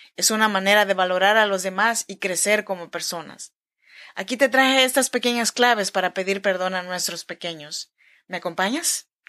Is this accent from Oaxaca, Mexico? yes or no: yes; Chinantec region, Oaxaca, Mexico; Yo soy mexicana, oaxaqueña de la región chinanteca